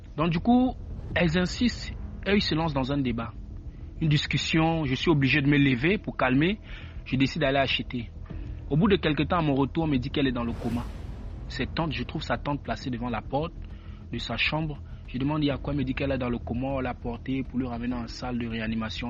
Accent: Cameroon; moved away; je suis camerounais

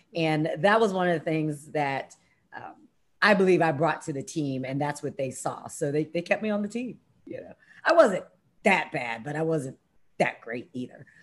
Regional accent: Columbia, Maryland, United States; moved away; that's my hometown. That's where I went to high school

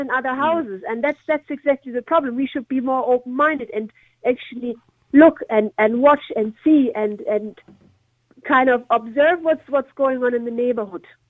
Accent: Germany; now in Ireland; I'm originally from Germany

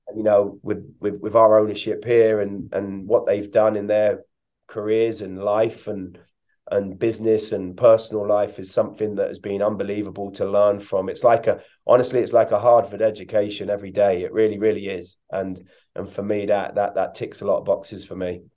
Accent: England, United Kingdom; moved away as an adult; also born or lived in Hungary; I come from England where it was very dynamic and quick

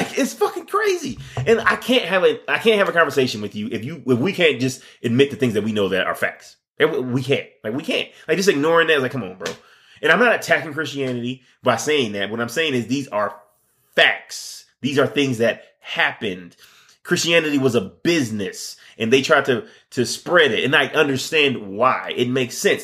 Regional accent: Michigan, United States; I'm from Michigan

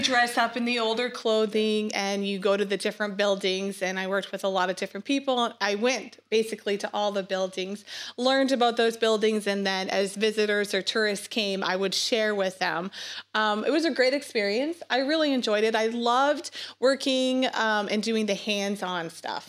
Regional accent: Sonora, Nova Scotia, Canada; moved away; I grew up in Nova Scotia. Canada, um, in a really small fishing town. It's called Sonora

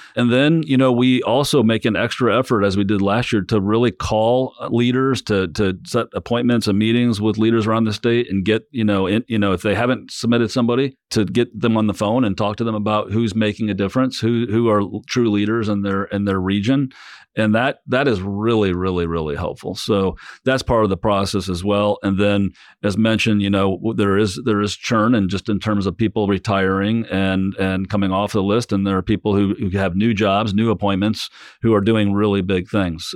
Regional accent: South Bend, Indiana, United States; I grew up in South Bend

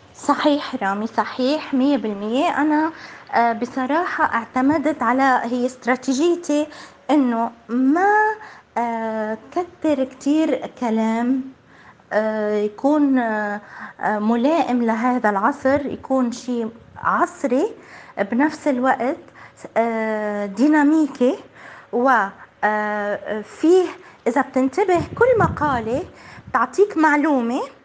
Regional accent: Palestine; أنا كابنة فلسطين

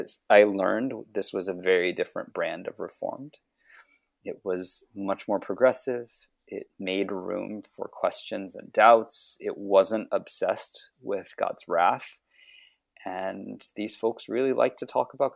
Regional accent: United States; I come from a Hong Kong Chinese family. I grew up in the U.S.

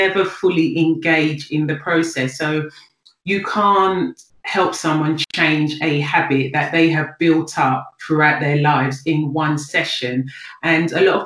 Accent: London, United Kingdom; I'm from South London. I'm of Nigerian descent, but I was born and raised in Greenwich.

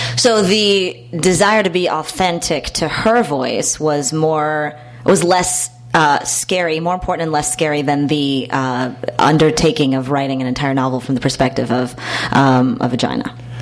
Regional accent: Houston, Texas, United States; I'm from Texas myself

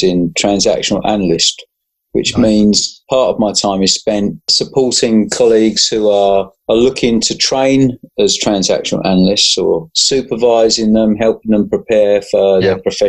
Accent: London, United Kingdom; moved away as an adult; now in Suffolk, United Kingdom; born and bred in South London

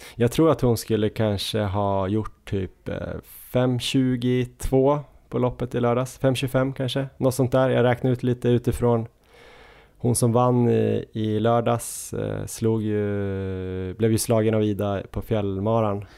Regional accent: Östersund, Jämtland, Sweden; now in Stockholm, Sweden; även om jag är från Östersund så bor jag ju i Stockholm

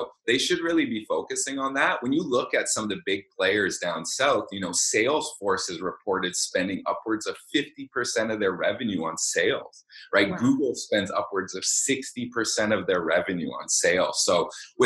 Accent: Vancouver, British Columbia, Canada; I grew up in Vancouver. I've lived here my entire life

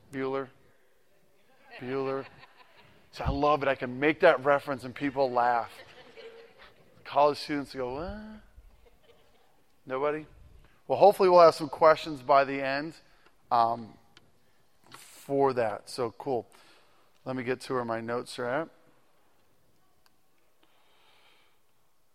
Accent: Massachusetts, United States; now in Ohio, United States; I am originally from Massachusetts. I've been gone for a while from there

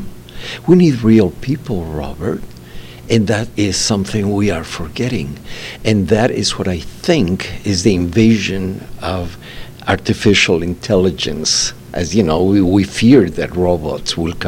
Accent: Bolivia; moved away as an adult; I launched the cellular system back in 1990s in my home country in Bolivia

